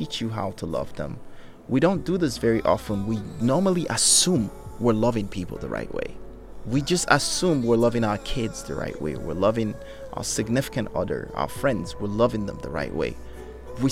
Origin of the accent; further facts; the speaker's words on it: Nigeria; now in United States; growing up in Africa, and being American and coming back to America